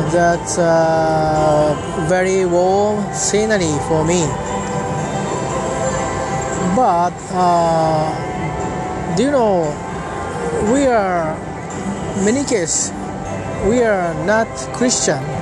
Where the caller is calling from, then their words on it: Tokyo, Japan; English is a second language; I'm talking from Japan. Today is I'm at Tokyo, which uh, is near the Tamagawa River.